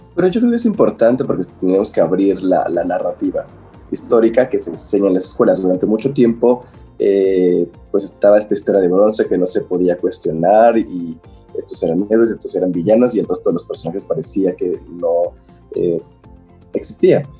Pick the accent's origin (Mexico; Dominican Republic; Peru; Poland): Mexico